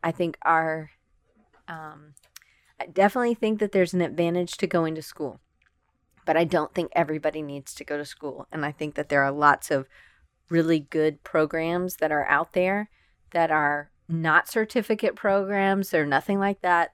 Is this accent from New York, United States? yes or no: no; Atlanta, Georgia, United States; moved away as an adult; also born or lived in Auburn, Alabama / Denver, Colorado / Richmond, Virginia; I grew up in Atlanta, Georgia